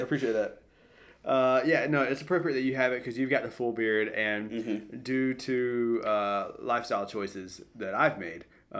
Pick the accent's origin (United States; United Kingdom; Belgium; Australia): United States; Greenville, South Carolina; the great state of South Carolina, but more specifically, my hometown of Greenville.